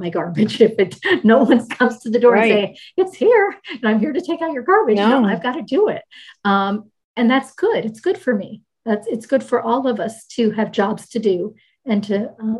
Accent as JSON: {"language": "English", "region": "Maryland", "country": "United States", "tie": "born or raised there", "also_born_or_lived": "Rhode Island / Michigan / New Jersey / Jamaica", "said": "So I was born in Rhode Island. We moved to Michigan, lived several places in Michigan as the phone company moved him then to the Washington, D.C. area. I grew up in Maryland and we moved to Maryland to New Jersey."}